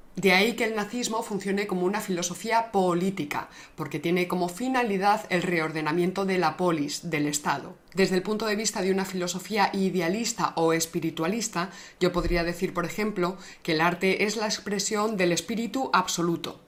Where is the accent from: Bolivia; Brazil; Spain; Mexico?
Spain; con esto yo me he ido, por, por medio mundo me he ido con esto. Y no me ha pasado nada, oye, español